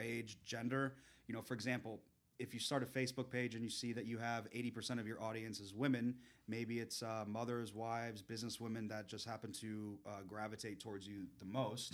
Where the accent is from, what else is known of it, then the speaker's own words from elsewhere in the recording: South Florida, United States; I grew up in the South Florida area